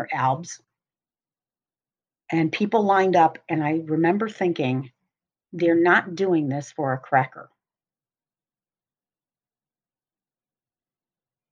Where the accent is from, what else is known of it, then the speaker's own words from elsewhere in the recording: Cleveland, Ohio, United States; moved away as an adult; also born or lived in Boston; I grew up in Cleveland, Ohio, but went to Boston area to go to school.